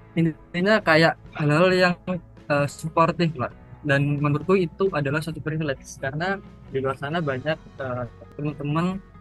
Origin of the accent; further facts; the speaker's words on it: Ngawi, East Java, Indonesia; aku dari Ngawi Jawa Timur